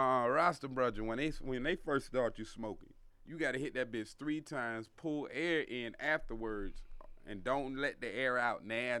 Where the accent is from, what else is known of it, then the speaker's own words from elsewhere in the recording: Jacksonville, Florida, United States; also born or lived in Georgia; I grew up in Florida and Georgia, see, down in Duval, and that's Jacksonville.